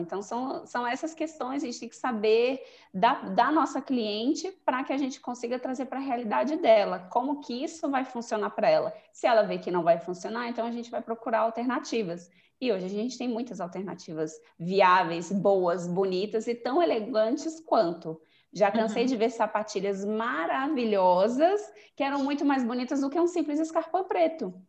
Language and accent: Portuguese; Brasília, Federal District, Brazil; also born or lived in Goiânia; Eu, eu nasci em Goiânia, mas eu cresci aqui em Brasília, acho que eu vim morar pra, aqui uns cinco anos, então eu me considero muito mais daqui do que de Goiânia